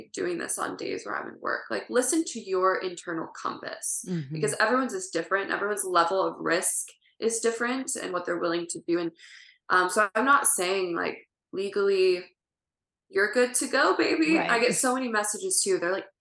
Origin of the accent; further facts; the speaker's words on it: family in Ohio, Midwest, United States; now in California, United States; I grew up in the Midwest